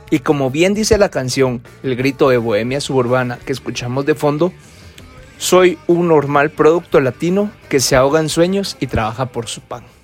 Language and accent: Spanish; Guatemala; creador de este podcast, y como buen guatemalteco me gusta pelaticar con las personas.